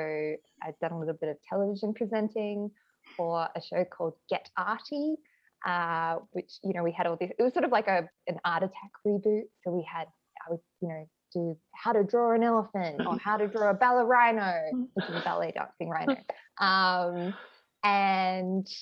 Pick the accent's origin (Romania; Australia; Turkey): Australia; Adelaide, South Australia; now in Sydney, Australia; I am speaking to you from Adelaide right now, my hometown